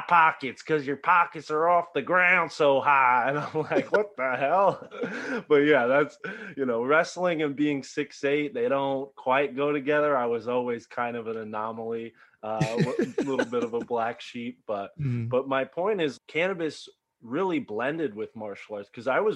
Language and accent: English; Connecticut, United States; growing up in Connecticut, Catholic of upraising